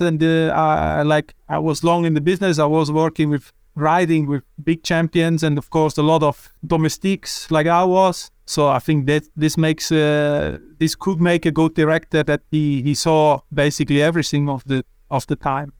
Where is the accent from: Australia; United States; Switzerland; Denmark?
Switzerland; I'm from Switzerland